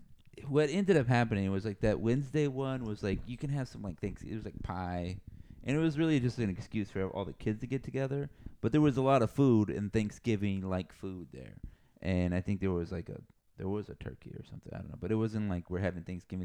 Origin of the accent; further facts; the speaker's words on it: Texas, United States; We're Texan, buddy.